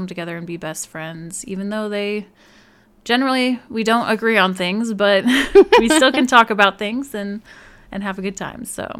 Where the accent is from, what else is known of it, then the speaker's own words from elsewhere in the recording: Alaska, United States; born there; I was born in Alaska, and Sarah was born in Illinois.